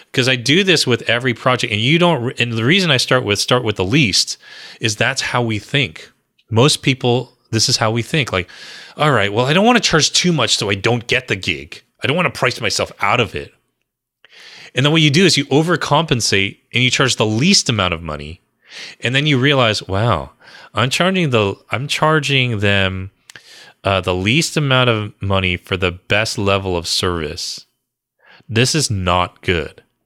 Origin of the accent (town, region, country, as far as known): New Jersey, United States; born or raised there